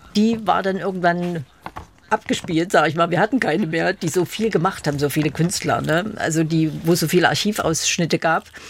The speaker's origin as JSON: {"language": "German", "town": "Leipzig", "region": "Saxony", "country": "Germany", "said": "Ich bin Leipzigerin gewesen. Ich bin nie nach Berlin gekommen damals"}